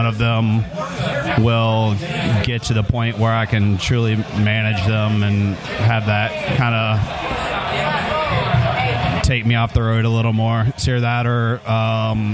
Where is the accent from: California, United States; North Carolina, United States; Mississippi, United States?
North Carolina, United States; moved away; I grew up in North Carolina